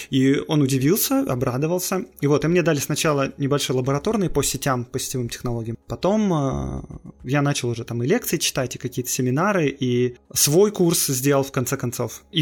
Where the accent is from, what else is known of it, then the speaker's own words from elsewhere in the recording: Moscow, Russia; born there; Ну, в общем, я родился